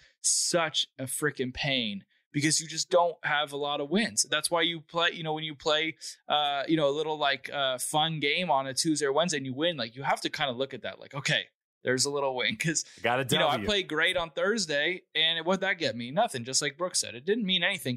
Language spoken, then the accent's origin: English; California, United States; I'm in my home state